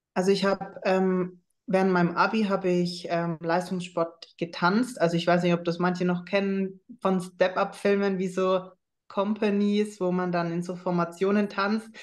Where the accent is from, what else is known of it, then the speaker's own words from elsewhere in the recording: Schweinfurt, Bavaria, Germany; Ich komme ja aus Schweinfurt